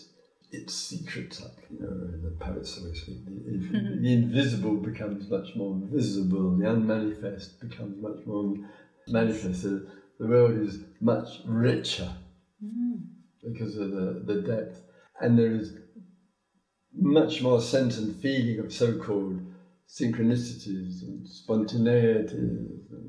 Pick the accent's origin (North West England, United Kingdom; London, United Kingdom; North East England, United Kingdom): London, United Kingdom; Croydon; moved away; "England." He said, "Oh, so am I. Which part of England?" "Surrey."